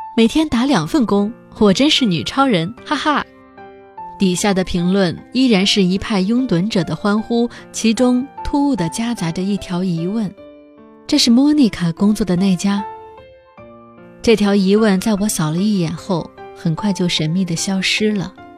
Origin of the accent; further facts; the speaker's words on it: China; 我的妈妈也是别人眼中的中国大妈